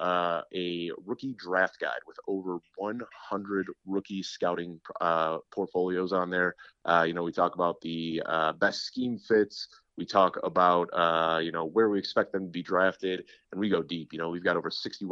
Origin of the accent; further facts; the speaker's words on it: Chicago, Illinois, United States; I was born and raised in Chicago